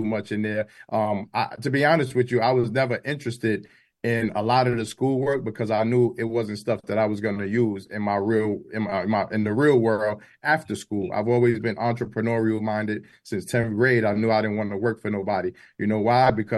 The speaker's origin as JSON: {"language": "English", "town": "New York City", "region": "New York", "country": "United States", "tie": "born or raised there", "said": "I was born and raised in Crown Heights, Brooklyn"}